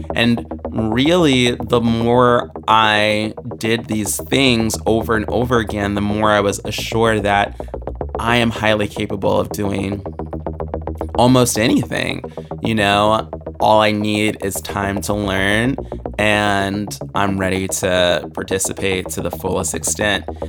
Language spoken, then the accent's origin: English; Springfield, Virginia, United States; also born or lived in Williamsburg, Virginia; I grew up in Springfield, Virginia, which is only, um, twenty minutes outside of D C.